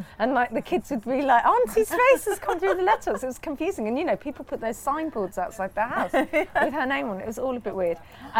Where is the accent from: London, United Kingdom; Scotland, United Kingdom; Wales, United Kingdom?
London, United Kingdom; Ealing; I grew up in Ealing, and then I've moved back to Ealing.